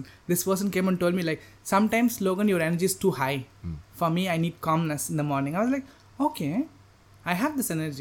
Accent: Chennai, Tamil Nadu, India; English is a second language; moved away as an adult; now in Chiang Mai, Thailand; growing up in Chennai, India

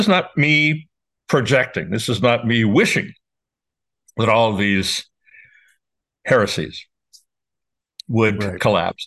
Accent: New York, United States; I'm a New Yorker

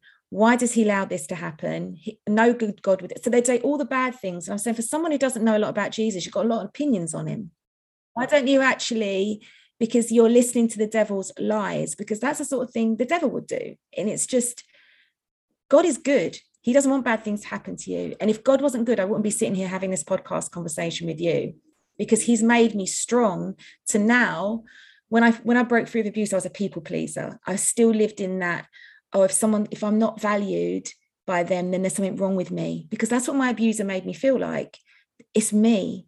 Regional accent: United Kingdom; also born or lived in United States; I had an American passport because I was born in America. And they said, what are you doing here? I was like, well, I live here. I'm a little girl, right?

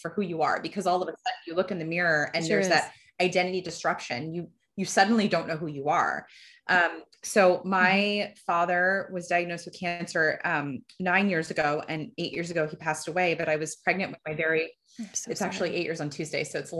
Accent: Fort Myers, Florida, United States; born there; I was born in Fort Myers, Florida.

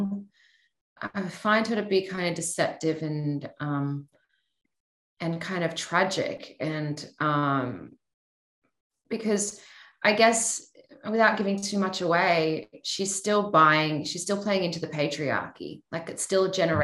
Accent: Australia; I'm Australian

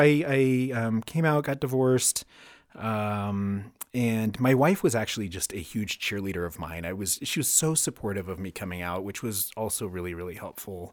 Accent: Cañon City, Colorado, United States; also born or lived in Denver, Colorado; I grew up mostly in Canyon City

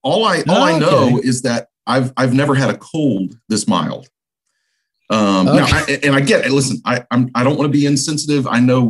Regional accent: Texas, United States; I'm a Texan

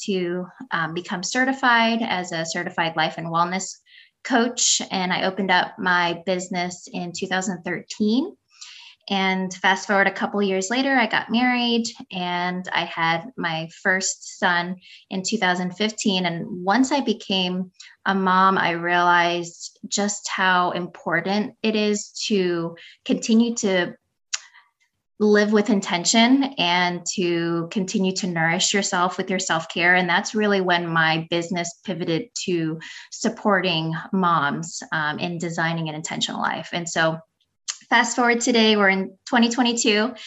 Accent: New York, United States; also born or lived in Philippines; I was born in the Philippines and I came here to the States when I was three. I grew up in New York.

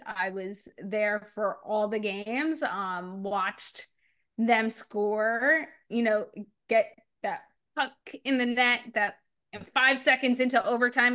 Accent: New Jersey, United States; also born or lived in Arkansas; I grew up in New Jersey and in South Jersey

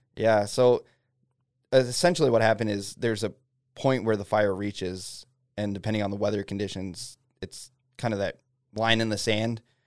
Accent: New Jersey, United States; born or raised there; moved away as an adult; now in Fairbanks, United States

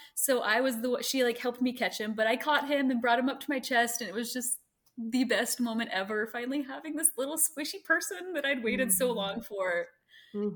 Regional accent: Greenville, United States; moved away; I grew up in Greenville

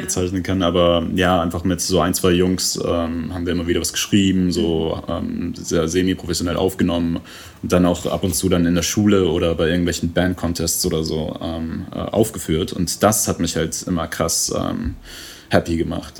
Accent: Vienna, Austria; also born or lived in Iran / England; now in Germany; die Zeit in Wien, Kindergarten

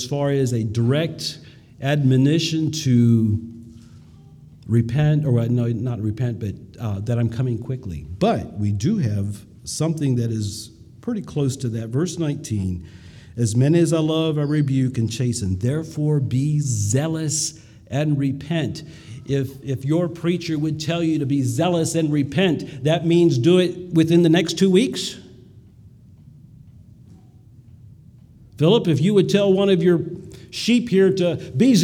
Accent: United States; we as American Mennonites

